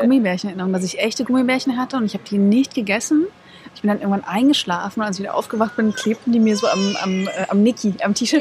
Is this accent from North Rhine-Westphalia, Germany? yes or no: no; Dresden, Saxony, Germany; now in Cologne, Germany; ich komme ja aus Dresden